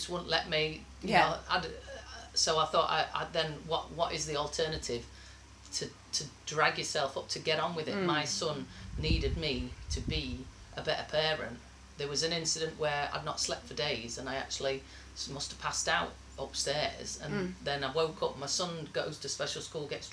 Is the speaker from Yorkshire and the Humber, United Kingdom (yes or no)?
yes; Sheffield, Yorkshire and the Humber, United Kingdom; We had no family in Sheffield. It was just my mum and dad and five kids. We grew up in Ringinglow Village, middle of nowhere.